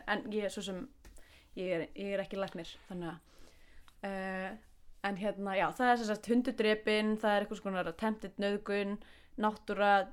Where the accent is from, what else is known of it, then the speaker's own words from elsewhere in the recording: Iceland; við Íslendingar